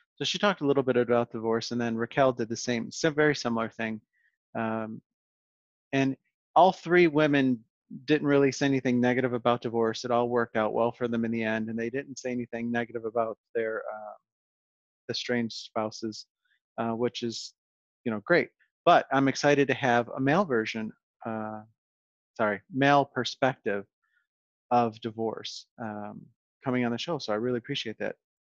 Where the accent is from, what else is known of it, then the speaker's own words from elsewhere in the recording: Western New York, United States; growing up in Western New York